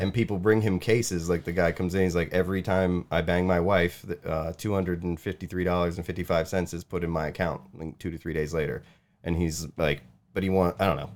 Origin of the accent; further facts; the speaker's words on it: United States; I am American